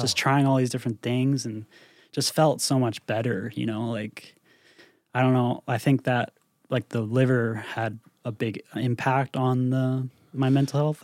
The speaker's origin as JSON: {"language": "English", "region": "Northern Ontario", "country": "Canada", "tie": "born or raised there", "also_born_or_lived": "Toronto", "said": "I came back to, to my hometown"}